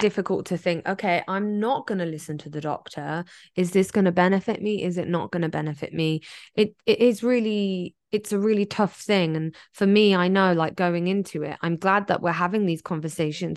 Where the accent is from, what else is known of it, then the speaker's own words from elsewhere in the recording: England, United Kingdom; now in Taiwan; I'm English, not American